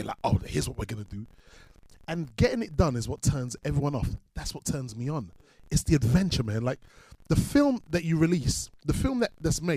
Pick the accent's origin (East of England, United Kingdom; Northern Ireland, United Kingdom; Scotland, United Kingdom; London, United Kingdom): London, United Kingdom; growing up on Mozart Estate